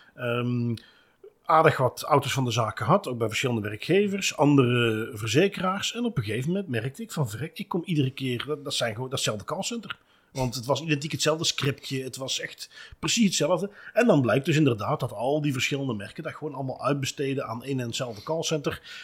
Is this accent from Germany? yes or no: no; Belgium; wij als Belgen